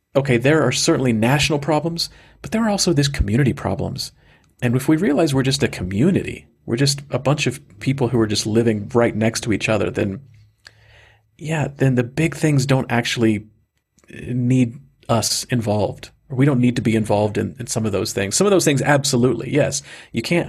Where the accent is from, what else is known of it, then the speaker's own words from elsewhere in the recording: Georgia, United States; moved away; my heart and my soul is in Georgia, my my home state where I was born